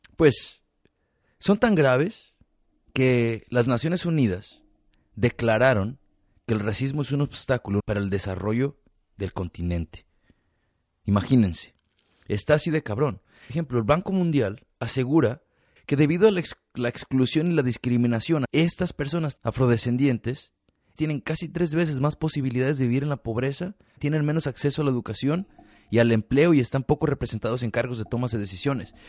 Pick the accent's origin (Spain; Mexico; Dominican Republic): Mexico; yo crecí tomando tejuino en México